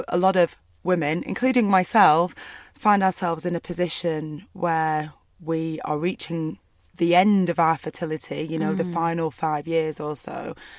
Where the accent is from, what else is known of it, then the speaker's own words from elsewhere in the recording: Burnley, North West England, United Kingdom; I grew up in Burnley in a small town in the northwest of England.